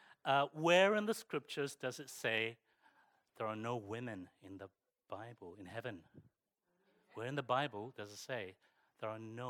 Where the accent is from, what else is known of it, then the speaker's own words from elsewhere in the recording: Croydon, London, United Kingdom; also born or lived in Streatham / Hounslow / Barnet; I consider myself a true South Londoner because most of my life I grew up in sunny Croydon, believe it or not. From the age of 6, I grew up in sunny Croydon